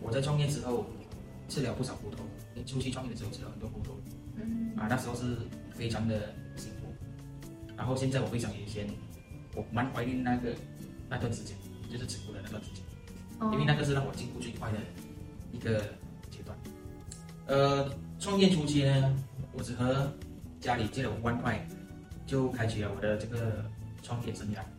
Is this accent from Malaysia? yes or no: yes; Malaysia; 我出生在一个马祖县。马来亚尼是非常小的马来港口。其实我从小，呃，我的马来话就说得很好，甚至我的马来文不需要去花很大力气